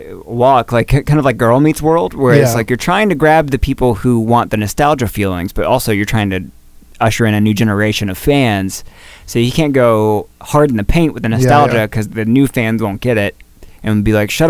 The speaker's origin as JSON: {"language": "English", "region": "the South", "country": "United States", "tie": "born or raised there", "said": "growing up in the South"}